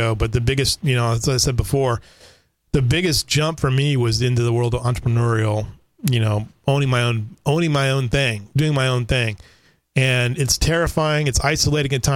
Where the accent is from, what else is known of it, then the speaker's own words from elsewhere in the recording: Southern California, United States; now in Kerrville, United States; I grew up in Southern California